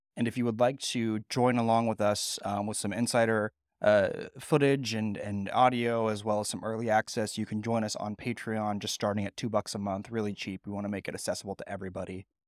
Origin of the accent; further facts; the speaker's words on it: Bay Area, California, United States; now in Mid-Atlantic, United States; I grew up in the Bay Area in California, so it's definitely my home park